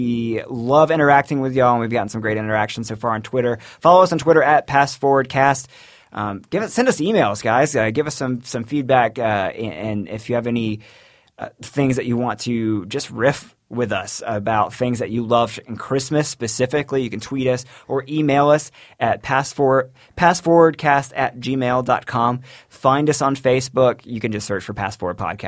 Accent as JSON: {"language": "English", "region": "Florida", "country": "United States", "tie": "born or raised there", "said": "growing up in Florida"}